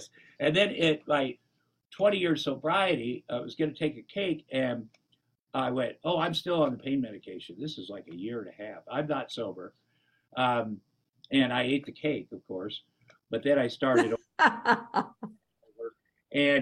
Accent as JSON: {"language": "English", "region": "Iowa", "country": "United States", "tie": "born or raised there", "said": "I grew up in Iowa"}